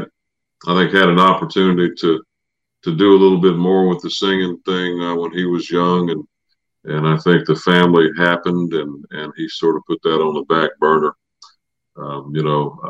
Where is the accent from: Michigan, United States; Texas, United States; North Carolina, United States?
North Carolina, United States; Samora; moved away; my dad was in on a little bluegrass park that they built in my hometown of Samora, North Carolina.